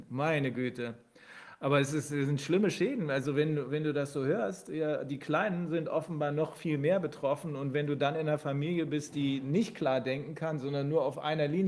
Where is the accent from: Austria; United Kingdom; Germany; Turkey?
Germany; Bremen; ich komme äh, nicht aus Göttingen, aber da arbeite ich, ich komme aus Bremen